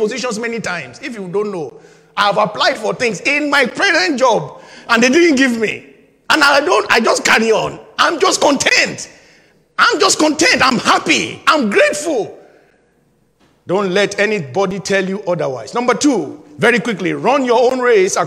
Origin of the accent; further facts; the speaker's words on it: Nigeria; my home country, Nigeria